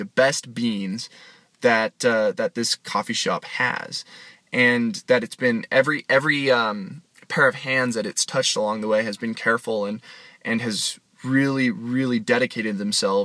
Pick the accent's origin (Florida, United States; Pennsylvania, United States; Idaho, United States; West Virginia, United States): Idaho, United States; Boise; my hometown of Boise, Idaho